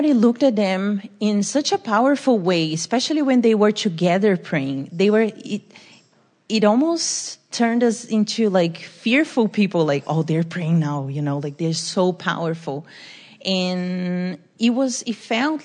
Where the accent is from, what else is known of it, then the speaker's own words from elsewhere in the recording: Brazil; moved away; I'm from Brazil.